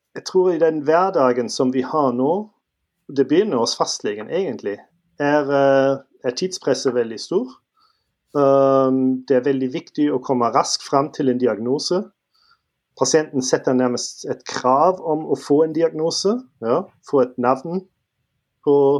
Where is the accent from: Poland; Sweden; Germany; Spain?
Germany; Northern Germany; Norwegian is a second language; moved away as an adult; also born or lived in Trondheim, Norway; now in Stavanger, Norway; jeg er født og oppvokst i Tyskland, Nord-Tyskland, og um, kom til Norge for uh, vel ti år siden.